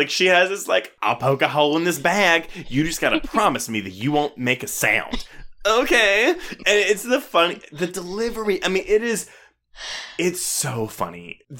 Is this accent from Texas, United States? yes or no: yes; Houston, Texas, United States; also born or lived in Louisiana; So, I was born in Louisiana. I grew up in Houston. Like, it's totally cool. But I don't have an accent.